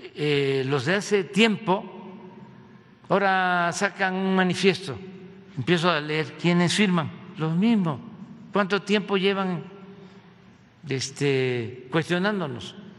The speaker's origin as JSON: {"language": "Spanish", "town": "Villahermosa", "region": "Tabasco", "country": "Mexico", "said": "en Villahermosa, en mi tierra"}